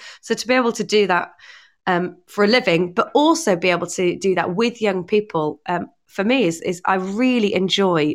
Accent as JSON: {"language": "English", "area": "Northumberland", "region": "North East England", "country": "United Kingdom", "tie": "born or raised there", "said": "I grew up in Northumberland"}